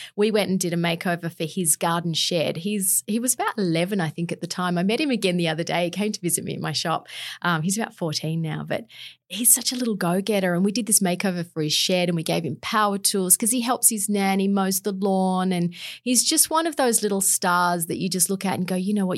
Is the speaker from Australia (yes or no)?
yes; Canberra, Australian Capital Territory, Australia; also born or lived in London; did all my schooling in Canberra